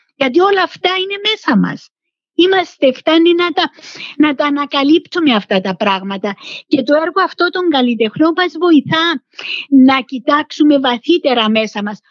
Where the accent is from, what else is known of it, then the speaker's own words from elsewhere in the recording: Nicosia, Nicosia District, Cyprus; also born or lived in Geneva, Switzerland; είμαι ε, Κύπρια